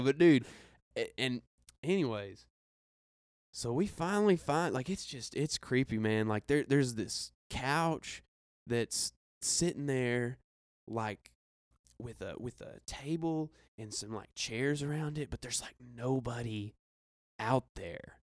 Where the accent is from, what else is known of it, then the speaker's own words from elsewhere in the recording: Arkansas, United States; I'm from Arkansas